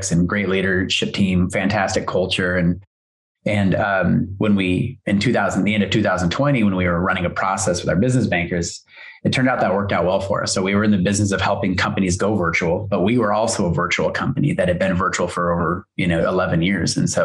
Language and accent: English; Hood River, Oregon, United States; also born or lived in Hillsboro, Oregon; we moved from Hillsboro to Hood River, our little town, which is a sleepy little logging town, agricultural town, you know, back in the late 70s and 80s, my family moved us out here.